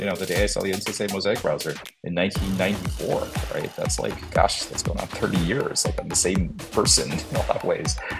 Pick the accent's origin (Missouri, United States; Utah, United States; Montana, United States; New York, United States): New York, United States; Long Island; also born or lived in Kerala, India / Poughkeepsie, New York; ended up settling on Long Island, which is where I pretty much grew up